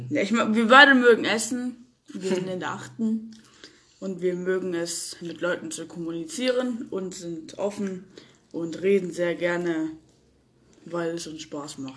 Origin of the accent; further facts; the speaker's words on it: Greece; Ich bin Grieche, und Griechen reden viel.